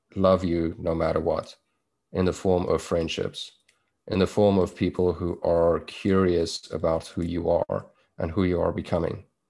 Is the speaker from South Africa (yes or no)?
yes; South Africa; accent: South African; moved away as an adult; also born or lived in Toronto, Canada; now in Vancouver, Canada; I was born in South Africa. That's where my accent is from. Um, and I grew up there. I was there for probably the first 29, maybe 30 years of my life.